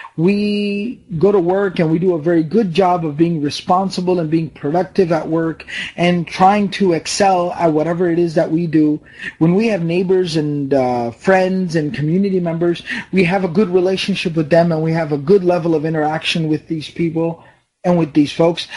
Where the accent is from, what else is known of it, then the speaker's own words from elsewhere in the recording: Dallas, Texas, United States; I was born here in Dallas, Texas. My parents are from Pakistan